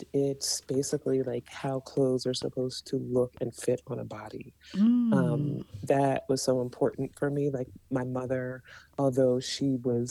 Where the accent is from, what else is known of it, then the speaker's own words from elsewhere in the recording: Columbia, Maryland, United States; first language English; moved away as an adult; now in New York City, United States; I'm from Columbia, Maryland